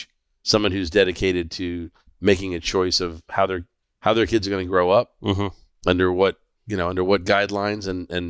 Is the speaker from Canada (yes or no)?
no; Fort Lauderdale, Florida, United States; A good friend of mine that we grew up with in Fort Lauderdale.